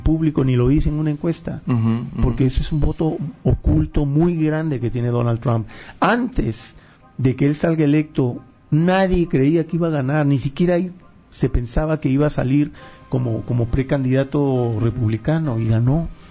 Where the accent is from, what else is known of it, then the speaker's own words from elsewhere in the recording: Peru; Yo soy peruano